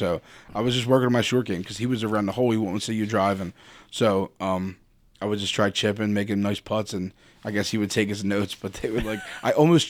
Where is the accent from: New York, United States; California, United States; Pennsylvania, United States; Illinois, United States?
Pennsylvania, United States; Philadelphia; also born or lived in Bridesburg, Philadelphia; Nah, I grew up in Kensington. I grew up in, I guess it's really technically considered Harrogate, like Frankfurt and Venango.